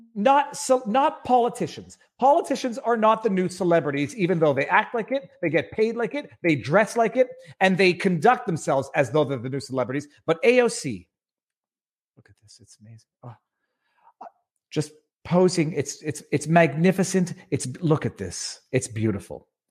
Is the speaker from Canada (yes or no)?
yes; Canada; As a Canadian